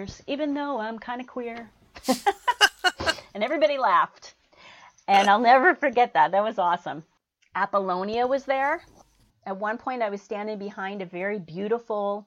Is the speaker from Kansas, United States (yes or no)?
no; Chicago, Illinois, United States; I grew up in Chicago